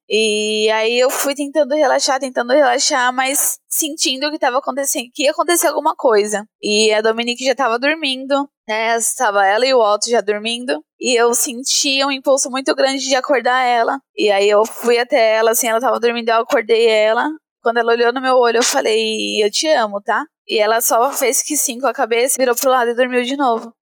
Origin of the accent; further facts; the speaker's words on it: Brazil; aqui mesmo, em São Mateus, na periferia, montei a minha loja colaborativa, né, na garagem da casa do meu pai, ali onde eu ainda morava na época